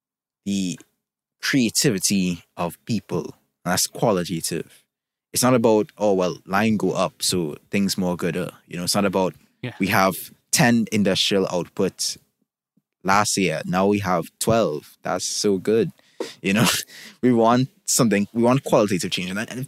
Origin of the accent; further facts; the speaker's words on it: Trinidad & Tobago; I'm from Trinidad and Tobago, for those who don't know